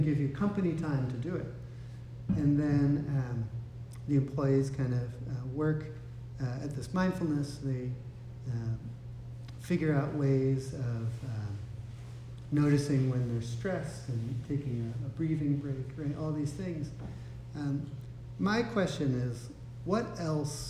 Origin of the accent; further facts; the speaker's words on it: United States; being an American living in this society